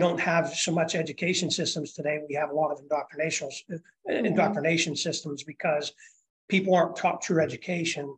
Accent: Pittsburgh, Pennsylvania, United States; moved away; I'm originally from the Pittsburgh area

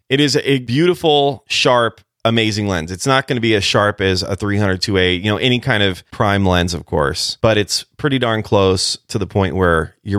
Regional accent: California, United States; Listen, when I was a kid growing up in California, I grew up all over the place

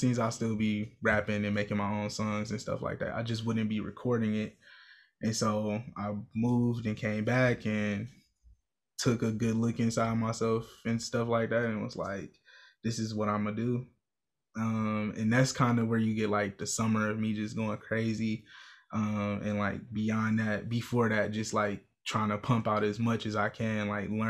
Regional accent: Milwaukee, Wisconsin, United States; I'm from Milwaukee, Wisconsin, born and raised on the north side

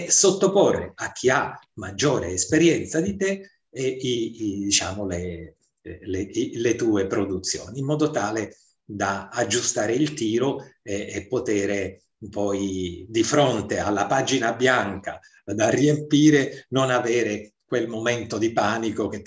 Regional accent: Ustica, Sicily, Italy; born there; ce l'avevo perché sono nato a Ustica, sono nato in una terra vulcanica

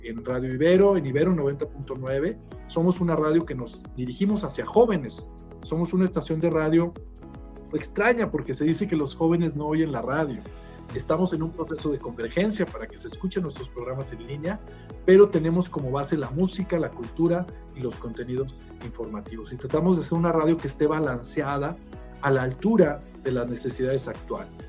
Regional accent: Torreón, Coahuila, Mexico; moved away as an adult; now in Mexico City, Mexico; soy de una eh, ciudad, ahí fue donde crecí, llamada Torreón

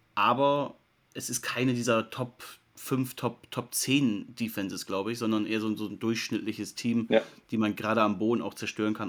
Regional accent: Germany; als Deutscher

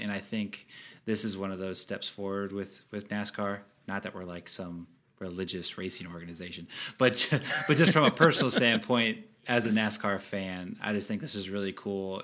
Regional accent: United States; we're both American

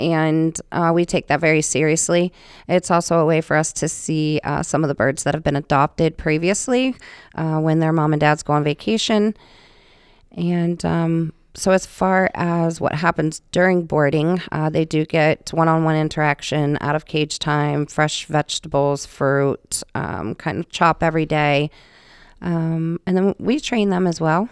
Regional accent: West Virginia, United States; moved away as an adult; now in Rhode Island, United States; I'm originally from West Virginia, actually, is where I was born

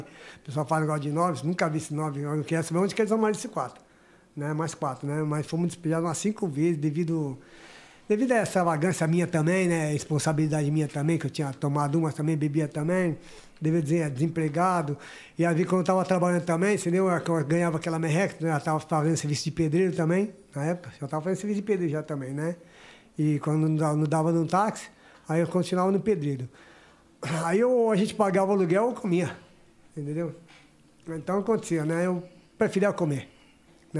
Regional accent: São Paulo, Brazil; Ali perto onde eu nasci mesmo, na Padre Agostinho Jorge

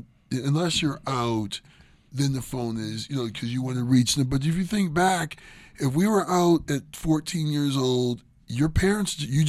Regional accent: Ohio, United States; I'm from Ohio and I live in the snow belt.

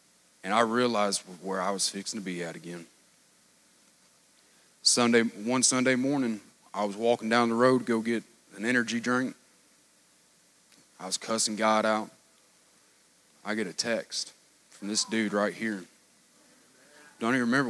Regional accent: Tennessee, United States; moved away as an adult; now in Kentucky, United States; from Tennessee

